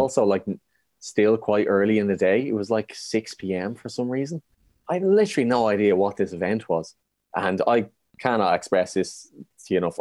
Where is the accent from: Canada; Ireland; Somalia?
Ireland; being Irish